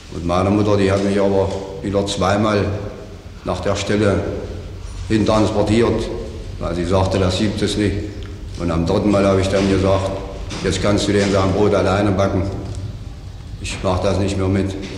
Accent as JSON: {"language": "German", "area": "Wedringen, Haldensleben district", "region": "Saxony-Anhalt", "country": "Germany", "tie": "born or raised there", "lives_now": "Magdeburg, Germany", "said": "Am 15.11.1911 also in Wederingen, Kreis Allensland"}